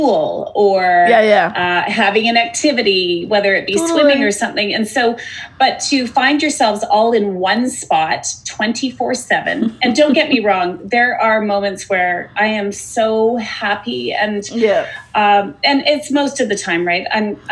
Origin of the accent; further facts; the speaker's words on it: Vancouver, British Columbia, Canada; born and raised in Vancouver